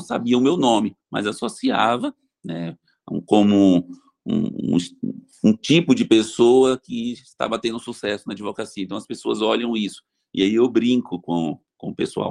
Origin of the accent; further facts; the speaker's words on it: Bahia, Brazil; moved away as an adult; now in São José do Rio Preto, Brazil; Eu vim da Bahia para fazer faculdade em São José do Rio Preto